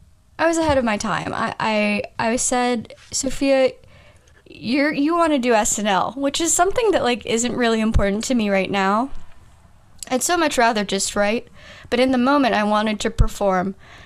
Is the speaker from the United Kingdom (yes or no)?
yes; United Kingdom; I'm British.